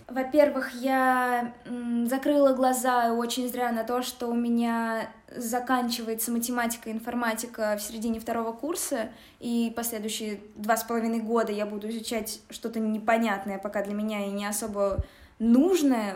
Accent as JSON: {"language": "Russian", "town": "Nizhny Novgorod", "region": "Nizhny Novgorod Oblast", "country": "Russia", "tie": "born or raised there", "moved": "as an adult", "lives_now": "Moscow, Russia", "said": "я из Нижнего Новгорода, училась вместе с Ваней в сороковом лицее"}